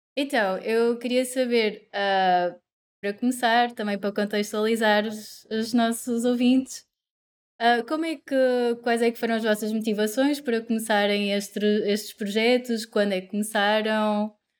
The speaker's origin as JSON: {"language": "Portuguese", "country": "Portugal", "tie": "born or raised there", "also_born_or_lived": "Coimbra", "moved": "as an adult", "lives_now": "Porto, Portugal", "said": "cresci em Oliveira das Meias, nasci em Coimbra"}